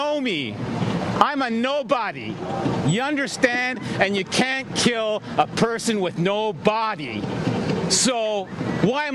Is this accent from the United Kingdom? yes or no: yes; Yorkshire and the Humber, United Kingdom; now in Toronto, Canada; I'm from Humberside.